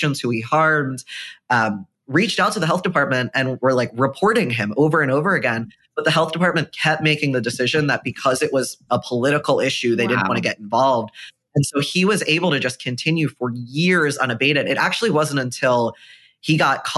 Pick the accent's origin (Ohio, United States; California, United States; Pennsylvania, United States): Pennsylvania, United States; right outside of Philadelphia; I grew up right outside of Philadelphia